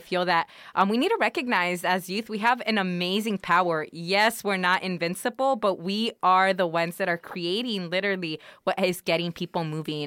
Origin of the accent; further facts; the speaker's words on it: Los Angeles, California, United States; I'm from Wilmington, but when people are like, "Where are you from?" I'm from L